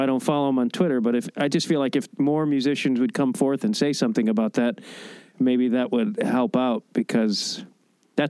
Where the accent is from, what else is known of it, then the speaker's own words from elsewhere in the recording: Streamwood, Illinois, United States; I'm from Streamwood